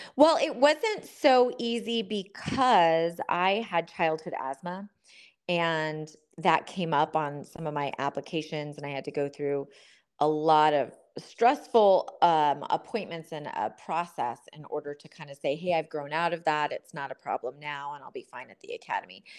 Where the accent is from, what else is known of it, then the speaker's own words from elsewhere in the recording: Southern California, United States; I grew up in Southern California in a family full of Marines